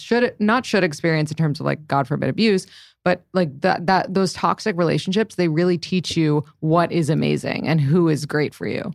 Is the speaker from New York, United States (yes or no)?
yes; New York City, New York, United States; I grew up in the city